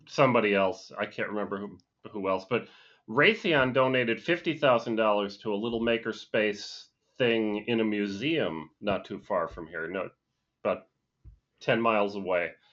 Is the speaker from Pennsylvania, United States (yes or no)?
yes; Scranton, Pennsylvania, United States; where I grew up, It was, uh, you, you guys may have even heard of the town. It was up in, uh, Scranton, Pennsylvania